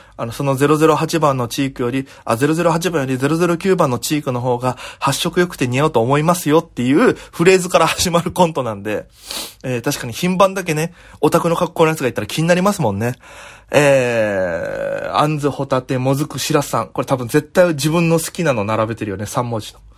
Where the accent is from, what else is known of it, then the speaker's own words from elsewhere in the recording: Okinawa, Japan; moved away as an adult; now in Tokyo, Japan; 僕 も、えー、沖縄から東京に出てきて、もう、10月で4年目なんですよ